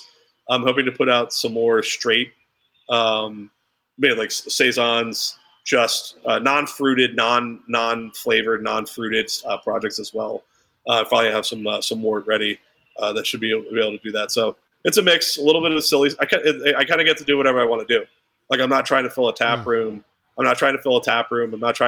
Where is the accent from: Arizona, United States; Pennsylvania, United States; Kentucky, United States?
Pennsylvania, United States; I'm from Central PA, so I'm allowed to say it.